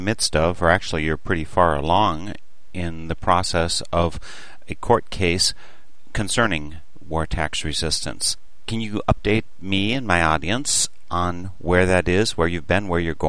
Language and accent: English; Midwest USA, United States; also born or lived in Milwaukee; your host for this and other Northern Spirit Radio productions, and I'm from the Midwest USA